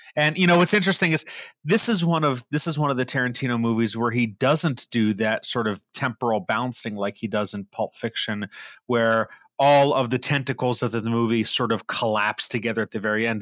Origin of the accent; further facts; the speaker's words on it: Pittsburgh, Pennsylvania, United States; me growing up in Pittsburgh